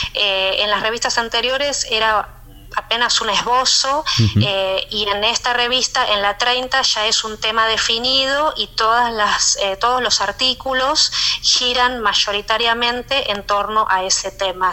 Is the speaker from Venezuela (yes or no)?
no; Argentina; moved away; siendo argentina tenía mucha afinidad con, con, otros argentinos